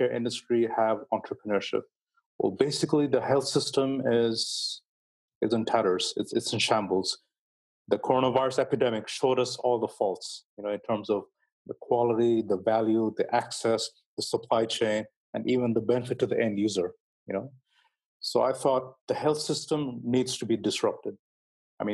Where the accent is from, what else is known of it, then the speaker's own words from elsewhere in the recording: Bangladesh; also born or lived in United Kingdom; I had to go back to my country. I'm from Bangladesh, actually.